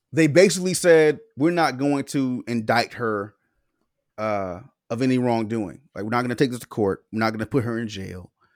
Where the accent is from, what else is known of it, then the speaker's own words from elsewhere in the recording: the South, United States; we grew up in the South.